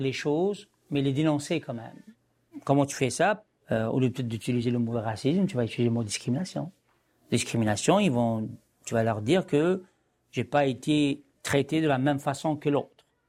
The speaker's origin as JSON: {"language": "French", "country": "Algeria", "tie": "born or raised there", "also_born_or_lived": "France", "moved": "yes", "lives_now": "Montreal, Canada", "said": "je suis un Algérien qui est en France"}